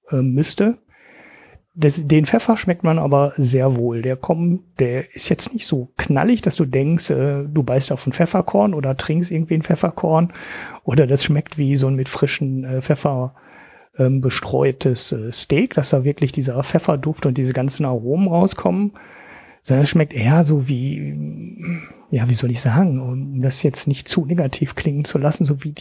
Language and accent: German; Oberhausen, North Rhine-Westphalia, Germany; Es ist ein Oberhausener Bier aus meiner Heimat ähm, von der Ruhrpott Brewery